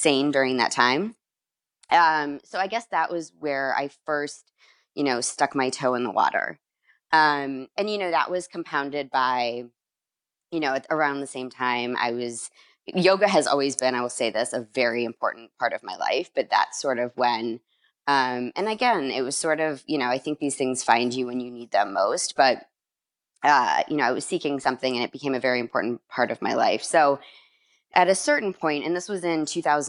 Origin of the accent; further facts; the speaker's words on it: Chicago, Illinois, United States; moved away; also born or lived in Miami; I'm originally from Chicago